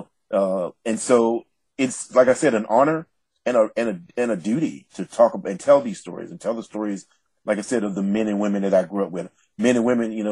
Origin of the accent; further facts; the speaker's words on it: the South, United States; as an African-American man from the South